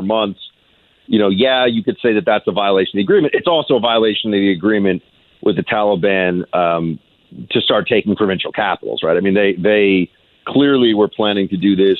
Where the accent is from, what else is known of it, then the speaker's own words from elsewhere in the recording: United States; I am an American